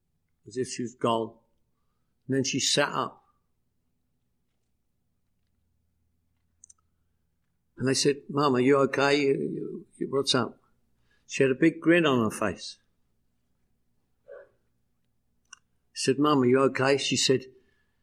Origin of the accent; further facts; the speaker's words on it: London, United Kingdom; now in Los Angeles, United States; every year I go home to London, England, where I'm from. I'm from London, England. You probably picked up on that, right? This is the way I speak.